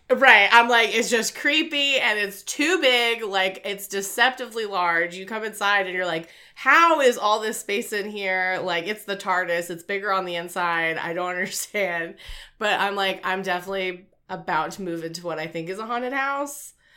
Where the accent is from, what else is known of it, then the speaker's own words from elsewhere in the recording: Wilmington, North Carolina, United States; I'm from Wilmington, North Carolina